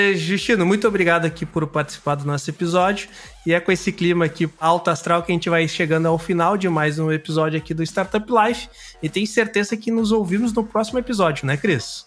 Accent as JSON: {"language": "Portuguese", "country": "Brazil", "moved": "yes", "lives_now": "Rio Grande do Sul, Brazil", "said": "Eu sou gaúcho de coração, né? Mas eu sou sumatogrossense"}